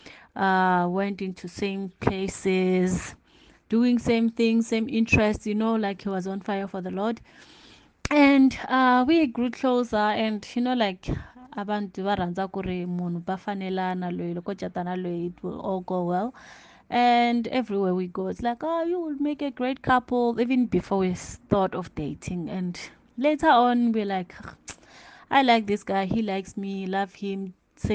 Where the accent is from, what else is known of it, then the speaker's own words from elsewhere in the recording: Limpopo, South Africa; moved away as an adult; also born or lived in Johannesburg; I was born in Limpopo, grew up in Limpopo.